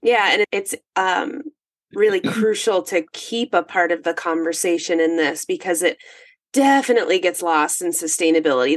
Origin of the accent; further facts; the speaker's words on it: northern Minnesota, United States; I'm in northern Minnesota, 45 minutes from Canada. I am in the woods.